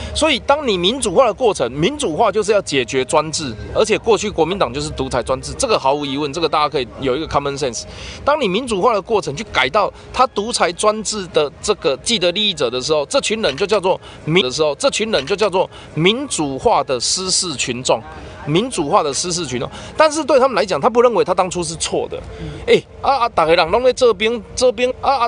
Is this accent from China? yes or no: no; Kaohsiung, Taiwan; 我们高雄人